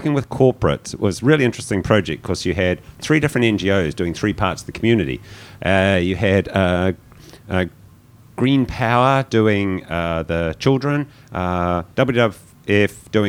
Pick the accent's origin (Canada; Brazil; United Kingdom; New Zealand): New Zealand; moved away; a Kiwi coming in after Cape Town